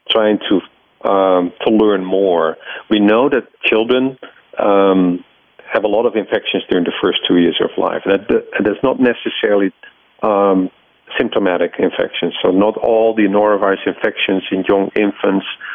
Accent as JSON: {"language": "English", "country": "Netherlands", "tie": "born or raised there", "moved": "as an adult", "lives_now": "United States", "said": "I grew up in the Netherlands"}